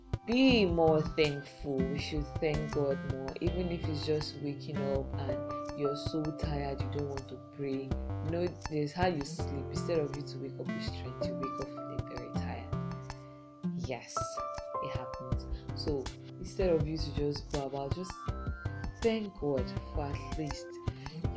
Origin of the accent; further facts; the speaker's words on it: Nigeria; I'm thankful for being a Nigerian